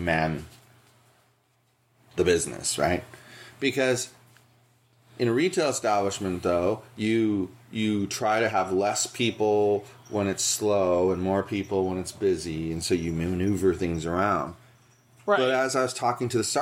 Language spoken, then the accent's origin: English; Santa Monica, California, United States; now in Buena Park, United States; I grew up in Santa Monica